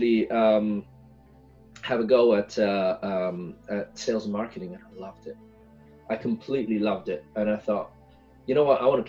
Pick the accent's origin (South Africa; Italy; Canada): Italy; moved away as an adult; also born or lived in Ethiopia; now in Silicon Valley, United States; I was born and brought up in Italy